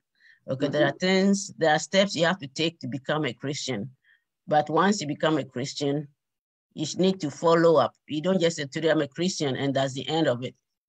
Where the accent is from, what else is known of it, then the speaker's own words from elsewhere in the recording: Ghana; moved away as an adult; now in Bowie, United States; Right now, I live in Bowie, Maryland, in the United States. Mm-hmm. But originally, I'm from Ghana, West Africa.